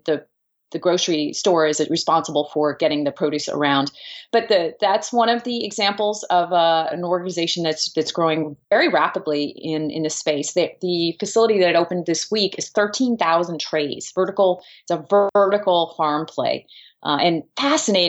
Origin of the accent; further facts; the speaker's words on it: New Jersey, United States; here in my home state of New Jersey